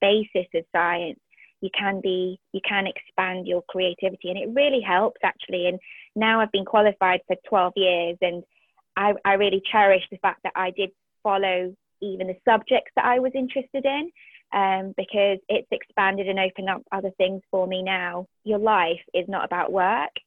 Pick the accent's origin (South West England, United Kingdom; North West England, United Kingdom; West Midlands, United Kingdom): North West England, United Kingdom; Liverpool; also born or lived in Bahrain; I went to school in Liverpool, and that's where I grew up, and after growing up in the Middle East when I was, like, very young.